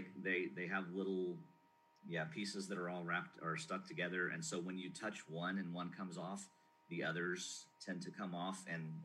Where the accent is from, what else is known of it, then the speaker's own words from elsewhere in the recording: Tucson, Arizona, United States; also born or lived in Cincinnati, Ohio / Mount Vernon, Kentucky; now in Kentucky, United States; So I grew up actually out in Arizona, in Tucson, Arizona, but spent all of my summers back here, actually over in Rockcastle County in Mount Vernon